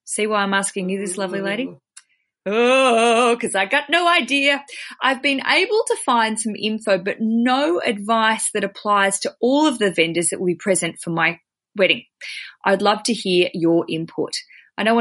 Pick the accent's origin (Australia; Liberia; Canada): Australia; as an Aussie